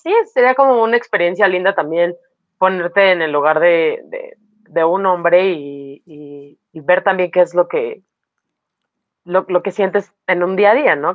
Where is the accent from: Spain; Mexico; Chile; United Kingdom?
Mexico; somos mexicanas